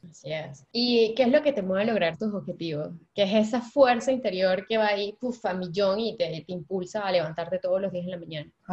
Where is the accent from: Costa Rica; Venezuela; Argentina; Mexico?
Venezuela; moved away; yo como buena venezolana